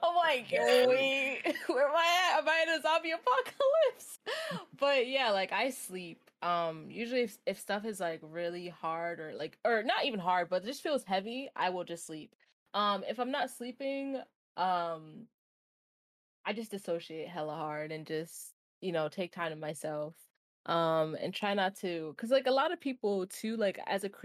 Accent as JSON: {"language": "English", "region": "New York", "country": "United States", "said": "I'm a New Yorker."}